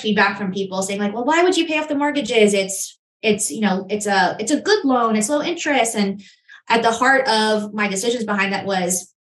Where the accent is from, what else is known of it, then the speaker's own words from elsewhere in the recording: New York City, New York, United States; moved away as an adult; now in Charlotte, United States; Growing up in Queens, New York, I was looking around the neighborhood I grew up